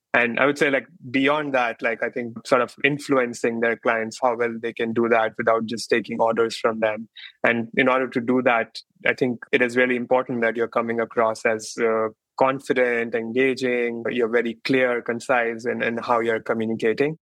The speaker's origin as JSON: {"language": "English", "country": "India", "tie": "born or raised there", "moved": "as an adult", "lives_now": "Bay Area, United States", "said": "I grew up in India and then, but I've been in US and the Bay Area mostly for the last 10, 12 years."}